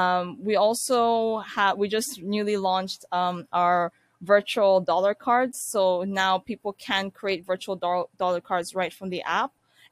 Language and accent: English; Ankara, Turkey; born there; So I was born in Turkey, actually the capital of Turkey, which is Ankara.